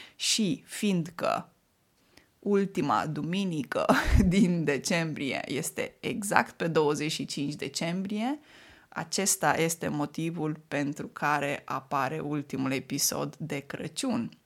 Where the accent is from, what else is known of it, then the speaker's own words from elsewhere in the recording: Moldavia, Romania; first language Romanian; moved away; Vin din Moldova